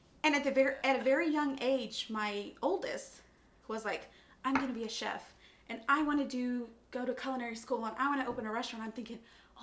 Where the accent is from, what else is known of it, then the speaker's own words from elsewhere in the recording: Aransas Pass, Texas, United States; I'm born and raised in Aransas Pass